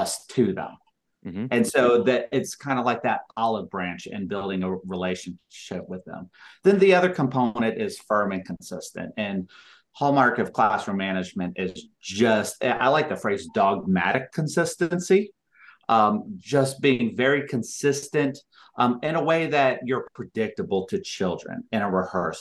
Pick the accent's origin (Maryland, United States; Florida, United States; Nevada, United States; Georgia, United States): Georgia, United States; Cobb County; moved away as an adult; also born or lived in Utah / Salt Lake City, Utah; I'm actually originally from Georgia and Cobb County. So coming back to Barbara Middle School and Cobb County Schools was coming home for me